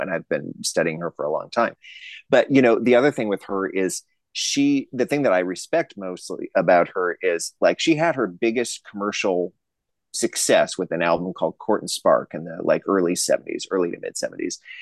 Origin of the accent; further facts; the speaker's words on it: Racine, Wisconsin, United States; also born or lived in Arizona; now in St. Paul, United States; I'm from Racine, Wisconsin, just a little south of Milwaukee